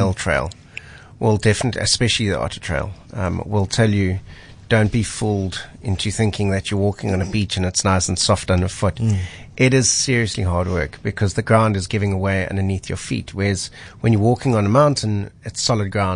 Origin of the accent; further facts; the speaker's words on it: Cape Town, Western Cape, South Africa; I grew up in Hout Bay